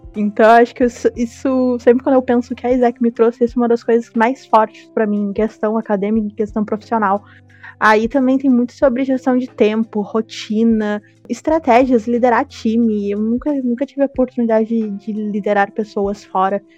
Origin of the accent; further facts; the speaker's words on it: Porto Alegre, Rio Grande do Sul, Brazil; eu sou de Porto Alegre, eu estudo direito na URGS